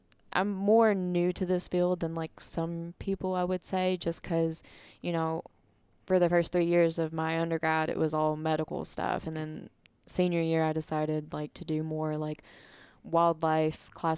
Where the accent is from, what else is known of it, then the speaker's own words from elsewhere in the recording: Tennessee, United States; moved away as an adult; also born or lived in Arkansas; now in Louisiana, United States; I'm originally from Tennessee